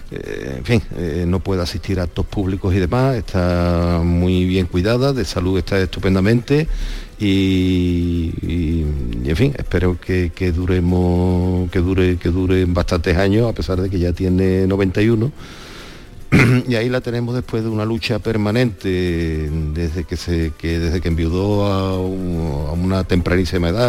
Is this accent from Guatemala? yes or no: no; Villa Alegría, Blas Infante's house, Andalusia, Spain; tuve el honor de nacer en la propia casa de … bueno, pues soy el primer descendiente directo de … que, nace, que nace en la casa junto con, mi, con mis dos hermanos